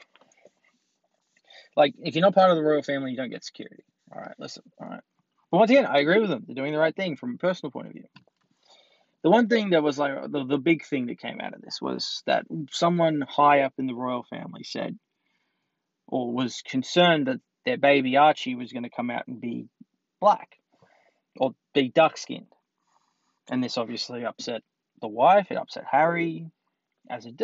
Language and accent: English; Australia; I'm Australian